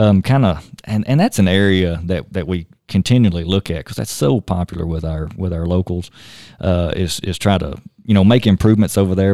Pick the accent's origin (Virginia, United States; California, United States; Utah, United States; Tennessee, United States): Tennessee, United States; moved away as an adult; now in Shoshoni, Wyoming, United States; born and raised in Tennessee. Grew up hunting and fishing on a small farm down there